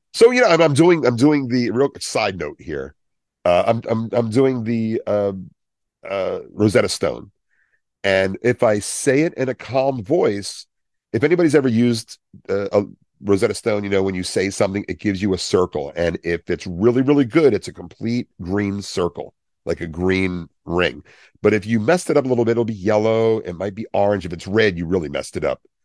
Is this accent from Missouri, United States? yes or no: no; Willingboro, New Jersey, United States; where I grew up in Wellingboro, we had, it was broken into parts. It's a Levitt town.